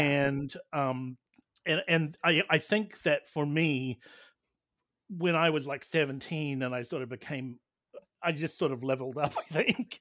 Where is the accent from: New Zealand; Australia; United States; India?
New Zealand; I hail from New Zealand